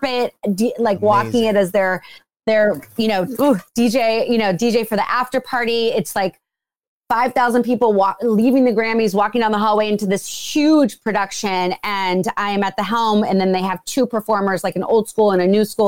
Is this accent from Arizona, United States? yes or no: no; Youngstown, Ohio, United States; now in Los Angeles, United States; I'm from Youngstown, Ohio.